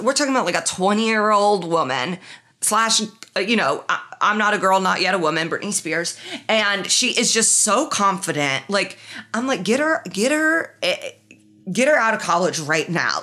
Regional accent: Midwest, United States; he could tell I was from the Midwest

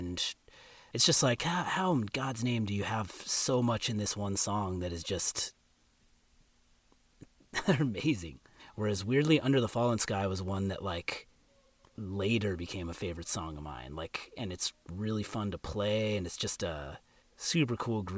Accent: California, United States; So I grew up in California. First Southern California, then Northern California.

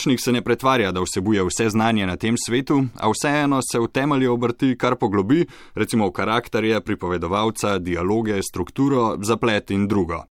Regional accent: Slovenia; smo Slovenci

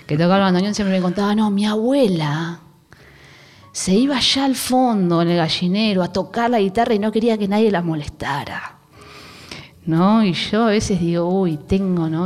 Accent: Aldo Bonzi, La Matanza, Buenos Aires Province, Argentina; yo soy de Aedo, de La Matanza

